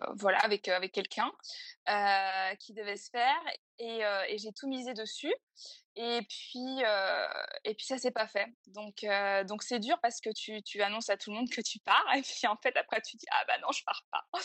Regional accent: Fougères, Brittany, France; moved away as an adult; also born or lived in Paris; je suis bretonne et fière de l'être. et j'ai grandi à Fougères, donc une, ville à côté de, Rennes.

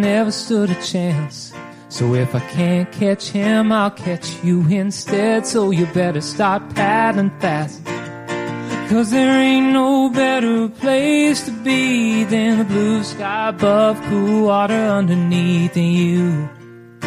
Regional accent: Nashville, Tennessee, United States; also born or lived in Texas / Houston, Texas; I grew up in Nashville, but I was also born in Texas. So I kind of claim both.

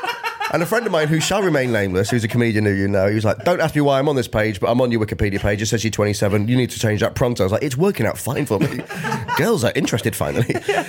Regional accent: Grimsby, Yorkshire and the Humber, United Kingdom; now in London, United Kingdom; So I grew up in Grimsby

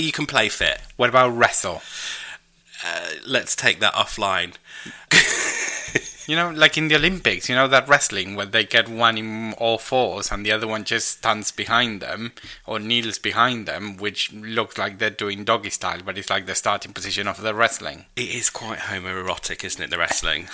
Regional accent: Argentina; I am Argentinian

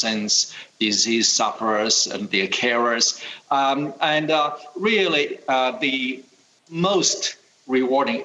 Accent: China; also born or lived in United States; now in Australia; I was born in 1961, right into that incredibly difficult period of time in China. During my youth, we grew up with no running water, no heating.

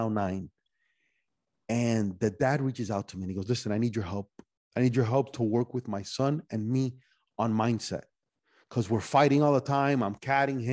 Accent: Miami, Florida, United States; also born or lived in Cuba / Spain / North Carolina / Los Angeles; I was born in Cuba, went to Spain for a little bit, back to Miami

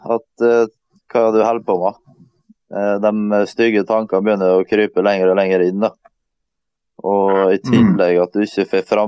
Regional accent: Møre og Romsdal, Norway; For at eh, vi kommer som sagt fra Romsdalen og er vant med fjell.

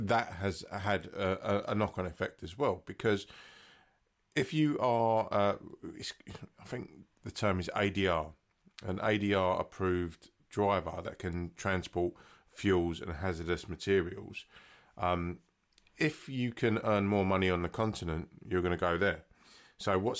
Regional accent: United Kingdom; We're British

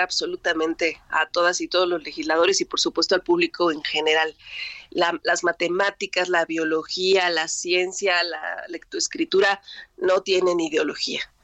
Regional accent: Mexico; como ciudadanos mexicanos, mexicanas, hijos de escuelas públicas

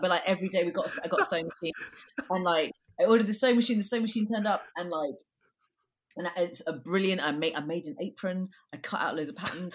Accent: London, United Kingdom; I'm from London. I grew up in Brixton

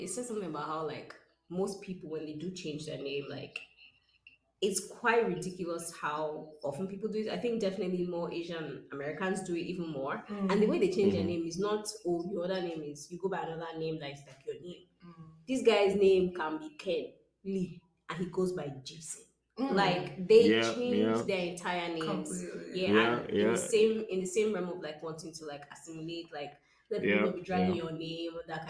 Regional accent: Nigeria; now in Austin, United States; we are Nigerian people

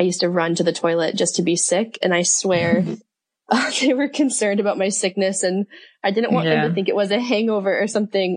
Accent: Colorado, United States; moved away as an adult; also born or lived in Australia / Auckland, New Zealand; now in Mount Maunganui, New Zealand; I am originally from the States. So I'm from Colorado, and I moved to New Zealand

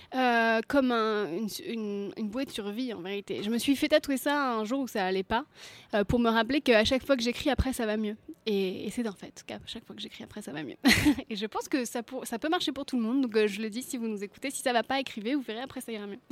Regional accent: Brittany, France; je suis bretonne

